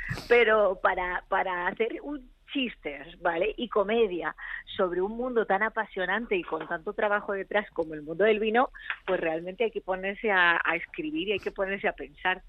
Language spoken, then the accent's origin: Spanish; Madrid, Community of Madrid, Spain; moved away; also born or lived in Argentina; yo soy de Madrid, sí, yo soy de Madrid, pero he vivido muchos años en Argentina.